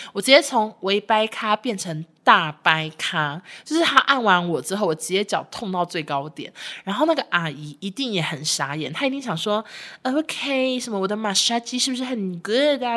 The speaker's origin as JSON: {"language": "Chinese", "country": "Taiwan", "said": "我们台湾人"}